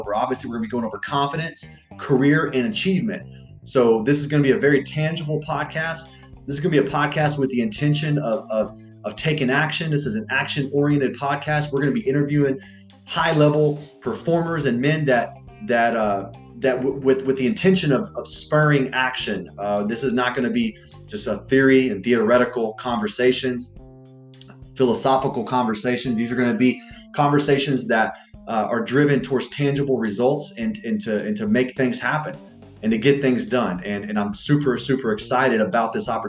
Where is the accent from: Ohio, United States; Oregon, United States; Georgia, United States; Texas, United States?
Texas, United States; Freeport; also born or lived in Galveston, Texas / Alvin, Texas; I was born in Galveston, Texas. I grew up half my life in a small town called Freeport, Texas. My other half of my life in Alvin, Texas.